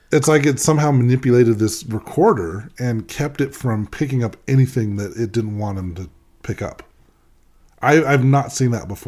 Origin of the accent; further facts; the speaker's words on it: Boston, Massachusetts, United States; I'm from Boston, right?